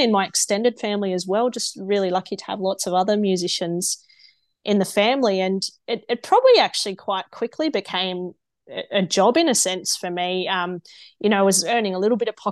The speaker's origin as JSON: {"language": "English", "town": "Oberon", "region": "New South Wales", "country": "Australia", "tie": "born or raised there", "said": "growing up in Oberon, it was only a town of about 3,000 people"}